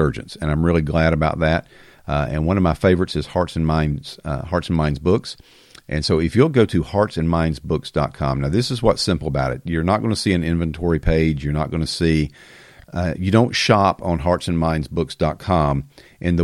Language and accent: English; the South, United States; accent: country fried; I grew up in the South, in case you can't tell by my country fried accent